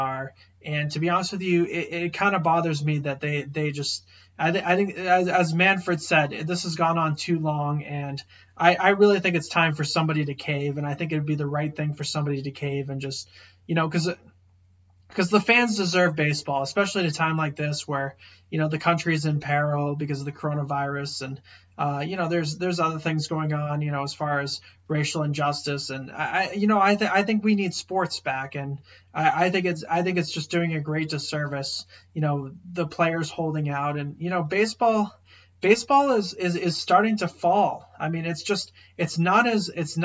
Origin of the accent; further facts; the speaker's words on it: outside of Boston, Massachusetts, United States; I grew up outside of Boston